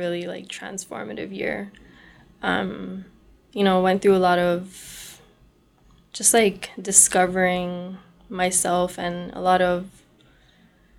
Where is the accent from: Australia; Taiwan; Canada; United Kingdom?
Canada; Brampton, Ontario; I grew up, born and raised in Brampton, Ontario